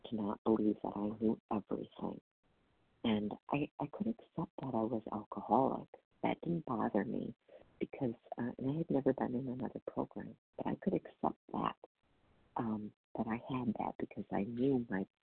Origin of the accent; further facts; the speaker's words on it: Wisconsin, United States; Oh, I'm from Wisconsin.